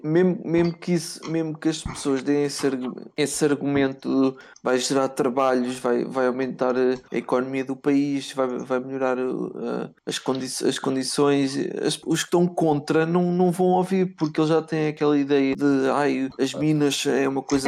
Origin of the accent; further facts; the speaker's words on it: Valado dos Frades, Centro, Portugal; tenho 23 anos, venho de Valados Frados ao pé de Nazaré.